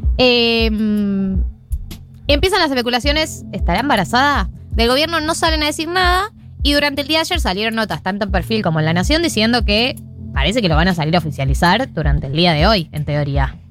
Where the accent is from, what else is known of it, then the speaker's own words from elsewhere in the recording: Argentina; nosotros como país argentino